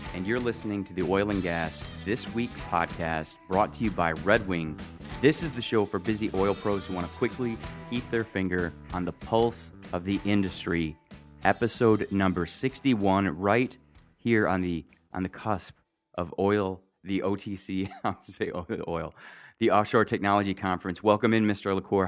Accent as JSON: {"language": "English", "region": "Michigan", "country": "United States", "said": "I'm from Michigan"}